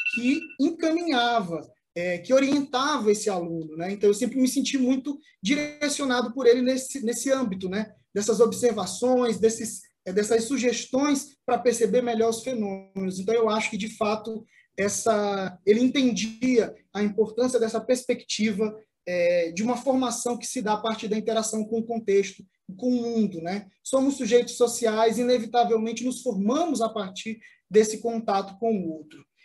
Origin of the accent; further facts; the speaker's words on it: Maranhão, Brazil; eu sou natural do Maranhão